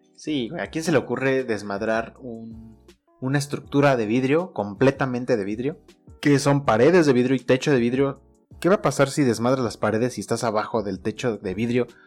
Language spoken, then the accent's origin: Spanish; Mexico; uno como mexicano